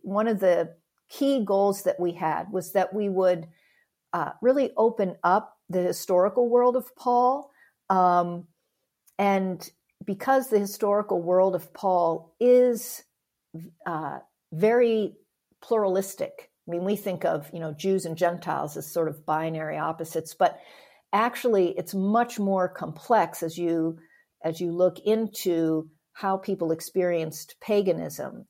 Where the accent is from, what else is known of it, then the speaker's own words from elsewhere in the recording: Pennsylvania, United States; moved away as an adult; also born or lived in Denver / Chicago; I grew up in Pennsylvania.